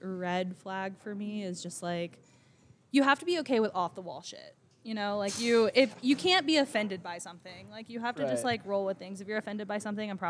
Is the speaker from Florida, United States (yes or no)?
yes; Florida, United States; now in Denver, United States; I'm definitely from Florida, and I act like I am.